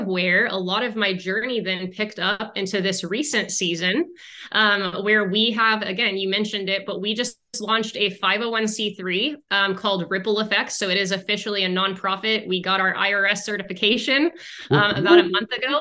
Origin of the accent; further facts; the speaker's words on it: Arizona, United States; moved away as an adult; now in Houston, United States; we moved to Texas for, away from Arizona, because we're from Arizona.